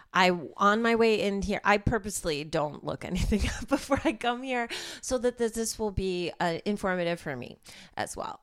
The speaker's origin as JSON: {"language": "English", "area": "suburbs of Chicago", "region": "Illinois", "country": "United States", "moved": "as an adult", "lives_now": "Los Angeles, United States", "said": "I'm from the suburbs of Chicago, but I lived in Chicago for ten years before I moved here"}